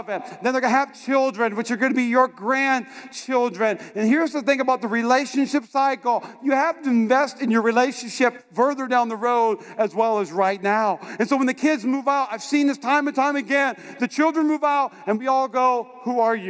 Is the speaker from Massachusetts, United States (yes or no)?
no; North Dakota, United States; moved away; also born or lived in North Carolina